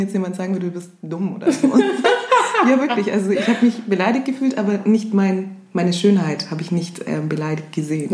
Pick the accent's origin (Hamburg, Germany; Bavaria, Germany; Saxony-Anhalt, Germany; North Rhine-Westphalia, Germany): Bavaria, Germany; Augsburg; Bin dann in die Drogeriemärkte gegangen, hier bei uns in Augsburg